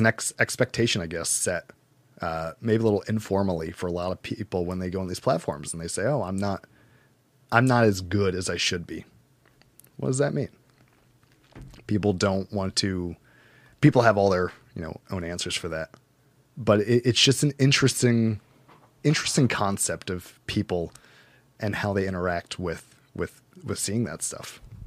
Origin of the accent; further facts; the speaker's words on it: United States; as an American